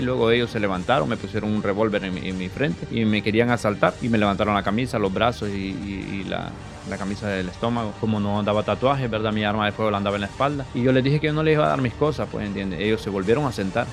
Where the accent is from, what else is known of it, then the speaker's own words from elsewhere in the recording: San Pedro Sula, Cortés, Honduras; yo soy de San Antonio